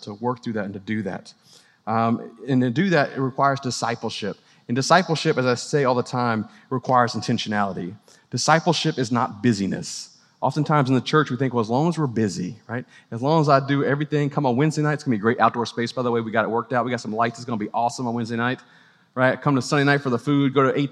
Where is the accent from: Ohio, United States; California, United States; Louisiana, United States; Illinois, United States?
Louisiana, United States; New Orleans; now in Clemson, United States; I grew up in New Orleans